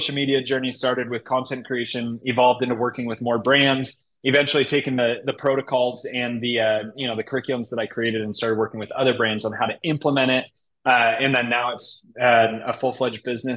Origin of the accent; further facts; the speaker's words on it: Chicago, Illinois, United States; also born or lived in Utah; now in Indianapolis, United States; growing up in Chicago